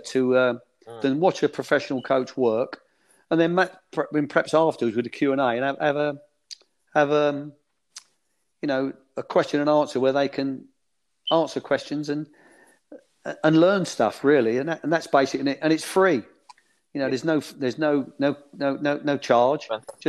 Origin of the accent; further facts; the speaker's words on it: London, United Kingdom; I was born in Bow in East London, you know, a stone's throw from where the London Stadium is now